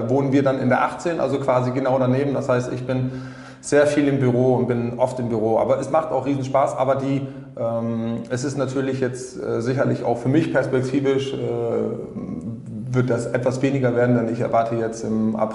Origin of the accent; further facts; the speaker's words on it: West Germany, Germany; now in Rostock, Germany; ich bin ja kein Rostocker so, sondern ich bin ja ein klassischer Wessi, der ein Zugezogener ist oder vor vielen Jahren herkam